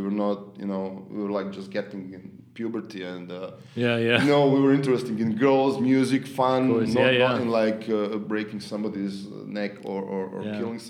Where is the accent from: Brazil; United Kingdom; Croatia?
Croatia; Zagreb, City of Zagreb; Yeah. Born and raised, yes.